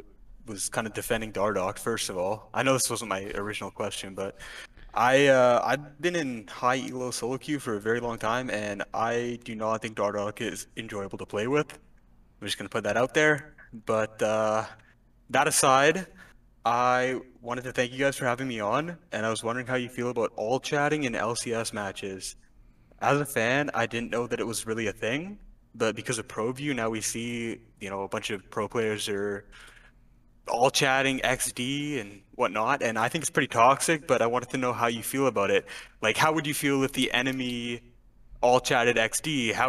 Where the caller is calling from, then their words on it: Langley, British Columbia, Canada; I am from Langley, BC, which is just east of Vancouver. That's in Canada.